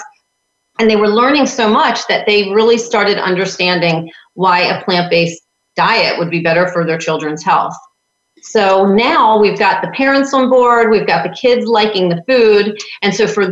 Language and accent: English; New York, United States; now in Florida, United States; I'm from New York.